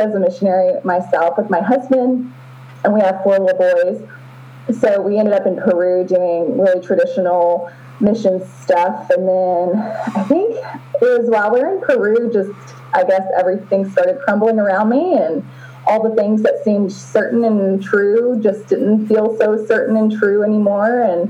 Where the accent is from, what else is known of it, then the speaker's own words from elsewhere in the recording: Honduras; moved away as an adult; also born or lived in Southern United States / Costa Rica; So I grew up in that environment in Honduras and Costa Rica until college.